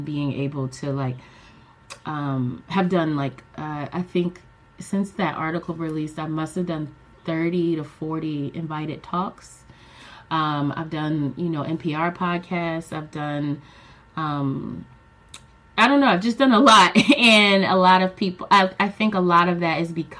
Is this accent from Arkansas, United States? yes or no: no; Philadelphia, Pennsylvania, United States; I am in Philadelphia, Pennsylvania. That's my hometown, West Philly to be specific. And yeah, this is where I was born and raised